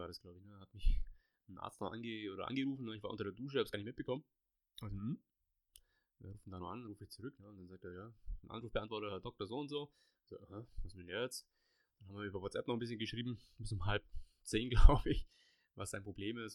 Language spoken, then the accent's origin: German; Allgäu, Bavaria, Germany; bei uns im Allgäu, gibt es auch ein paar schöne Plätzchen. Vom Bodensee bis, bis hoch nach Kempten und, und also da gibt es genug zum Sehen und zu erkunden, selbst wo ich noch nicht war, obwohl ich schon 35 Jahre hier wohne